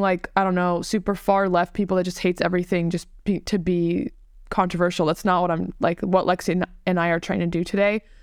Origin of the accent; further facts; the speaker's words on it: Tampa, Florida, United States; I was born and raised in Tampa